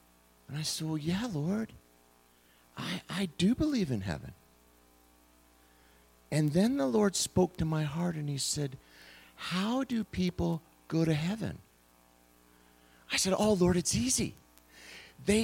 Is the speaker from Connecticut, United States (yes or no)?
no; California, United States; now in Arkansas, United States; I grew up in California